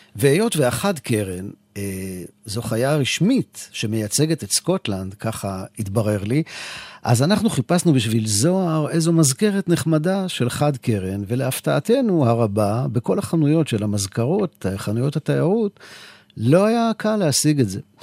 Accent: Israel; מישראל, כן, מישראל

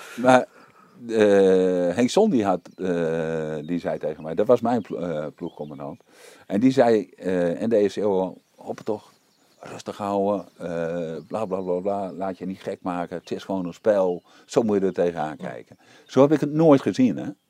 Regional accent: East Groningen, Netherlands; ik kom uit Oost-Groningen weinig werk

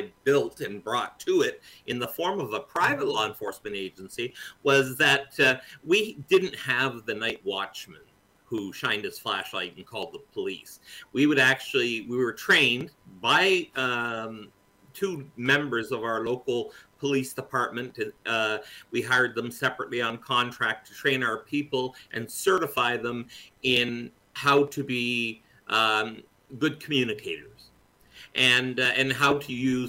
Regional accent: St. Catharines, Ontario, Canada; In St. Catharines, yeah, is my hometown.

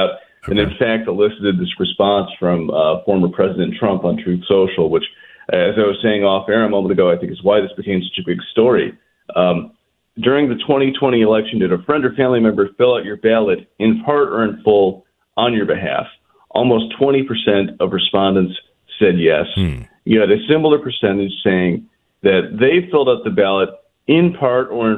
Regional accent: Chicago, Illinois, United States; I'm from Chicago

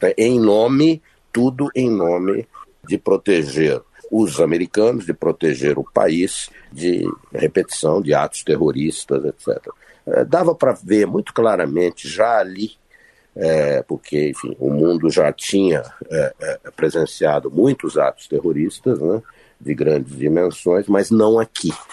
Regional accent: Brazil; moved away as an adult; now in Washington, D.C., United States; eu estou aqui há 41 anos, eu tenho filhos aqui, eu tenho netos aqui, enfim, eu sigo brasileiro, mas sou também americano

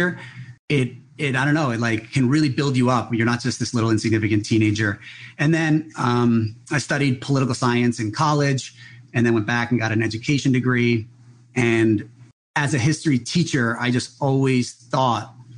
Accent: New Jersey, United States; now in Big Island of Hawaii, United States; I grew up in New Jersey.

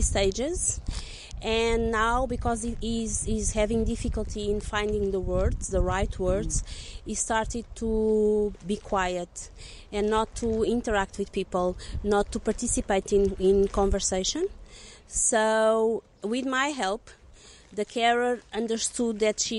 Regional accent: Lisbon, Portugal; I'm from Lisbon, Portugal, and I'm an occupational therapist

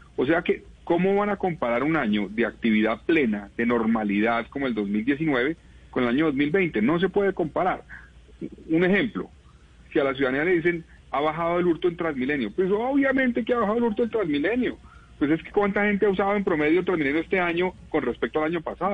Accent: Colombia; nosotros como colombianos

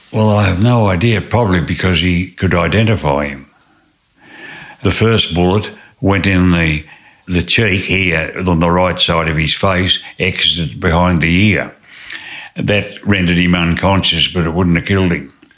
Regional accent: Tasmania, Australia; moved away as an adult; also born or lived in New South Wales; I was born in Tasmania and uh, grew up on a mixed farm

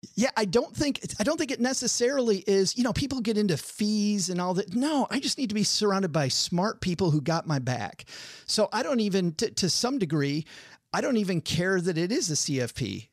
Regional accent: Detroit, Michigan, United States; I'm from Detroit

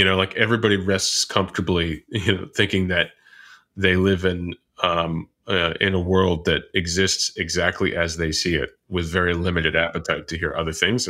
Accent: United States; I am an American and I do live in the United States

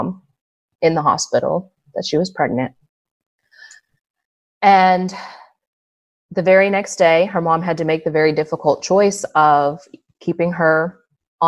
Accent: Southern West Virginia, United States; we grew up in Southern West Virginia

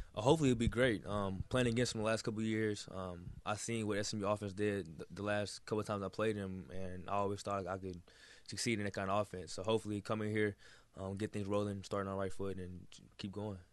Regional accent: Texas, United States; moved away as an adult; now in Miami, United States; I'm from Texas

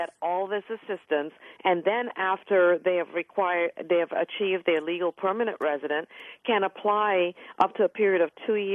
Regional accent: Trinidad & Tobago; now in United States; I'm an immigrant. My parents came to this country. I was born in Trinidad, West Indies, and my parents migrated to this country for the opportunities it offered

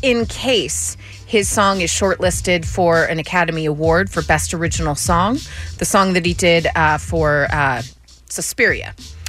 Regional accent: England, United Kingdom; We've had it explained to us, so it's cool, but we don't really understand it as English people.

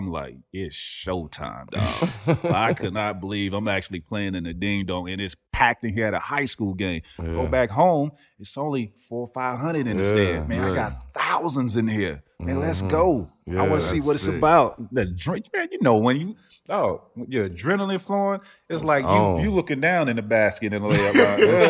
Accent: Florida, United States; I grew up in Florida, Tampa, Orlando. I'm dead center. Yeah. And in my county, I grew up in the biggest county in Florida.

